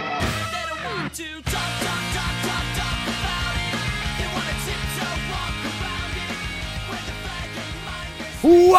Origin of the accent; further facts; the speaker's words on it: Iowa, United States; now in Las Vegas, United States; growing up in Iowa too, like, it's kind of the same mentality as Idaho. It's just very conservative, white